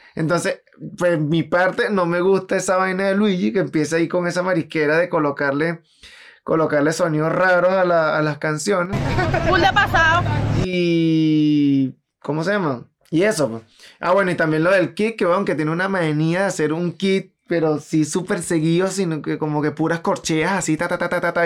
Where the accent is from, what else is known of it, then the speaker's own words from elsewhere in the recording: Venezuela; somos venezolanos, segundo porque vivimos en Latinoamérica